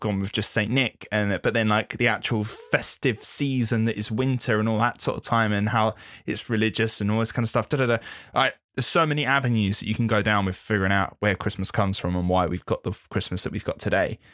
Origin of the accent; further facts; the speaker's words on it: England, United Kingdom; being English